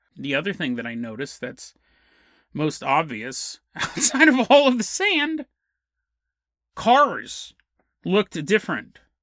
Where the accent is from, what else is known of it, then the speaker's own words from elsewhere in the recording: United States; I'm from America